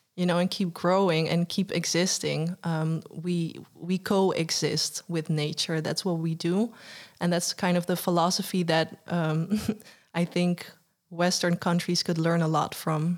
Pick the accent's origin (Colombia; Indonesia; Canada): Indonesia; West Papua; West Papuans w-, we're not Asian, we're from Melanesian